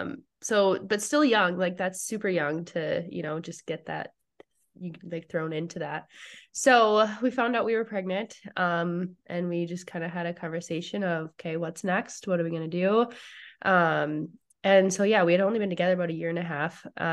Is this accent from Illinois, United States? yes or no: no; Fargo, North Dakota, United States; moved away as an adult; now in Gilbert, United States; Yep, I'm from Fargo.